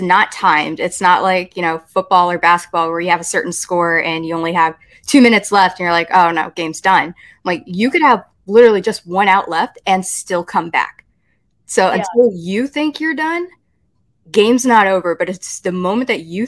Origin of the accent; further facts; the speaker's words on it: Texas, United States; I grew up in Texas